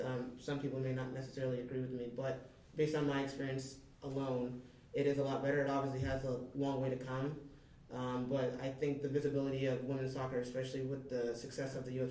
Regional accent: Austin, Texas, United States; I'm from Austin, Texas

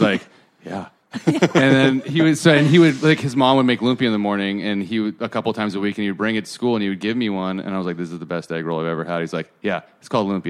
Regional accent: Santa Cruz, California, United States; also born or lived in Santa Clara; I grew up in Santa Cruz, but I went to high school in Santa Clara.

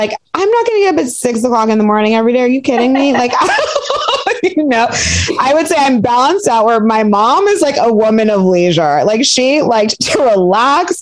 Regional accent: Piedmont, California, United States; Where did I grow up? Piedmont, California

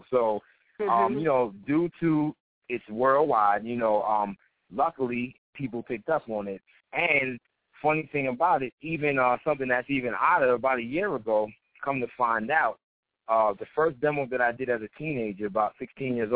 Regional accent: Queens, New York, United States; You know, just because he's from the Bronx, I'm from Queens, and then everybody that knows hip hop well knows that the Bronx and Queens had a lot of beef back in the day with hip hop.

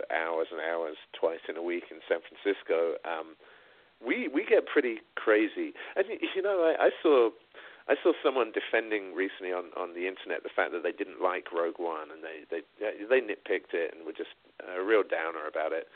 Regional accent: England, United Kingdom; moved away; I grew up in England

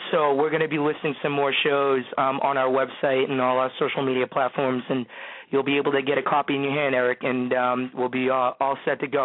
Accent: New Hampshire, United States; I'm from New Hampshire.

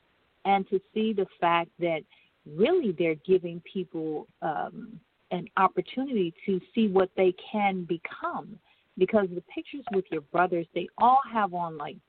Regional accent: Michigan, United States; I was raised in Michigan

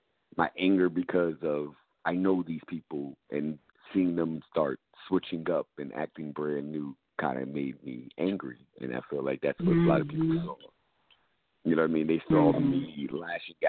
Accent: New York City, New York, United States; I'm from the Bronx

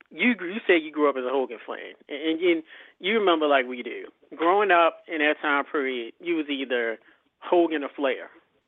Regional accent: Baltimore, Maryland, United States; we're in the East Coast, so we're from Baltimore.

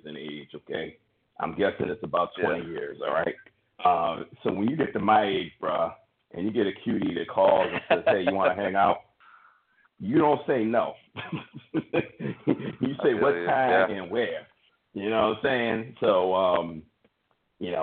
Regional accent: Bristol, Connecticut, United States; we're both from Bristol, Connecticut

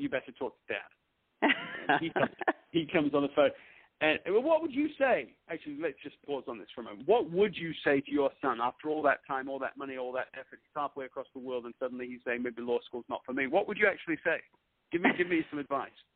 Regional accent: Leeds, Yorkshire and the Humber, United Kingdom; moved away as an adult; also born or lived in London, England; now in United States; I was born in London, England. I grew up in the north of England in Leeds.

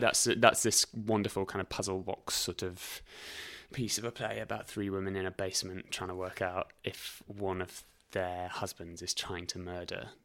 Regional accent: Reading, South East England, United Kingdom; also born or lived in High Wycombe; I went to school in Reading and lived quite near a place called High Wycombe.

